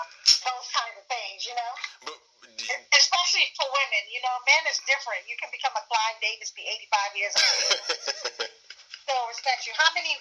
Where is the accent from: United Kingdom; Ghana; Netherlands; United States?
Ghana; born there; Because I am African, I was born in Ghana, West Africa.